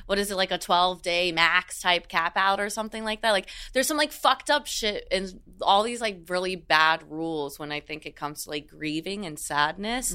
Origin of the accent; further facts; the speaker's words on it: South Florida, United States; I grew up in South Florida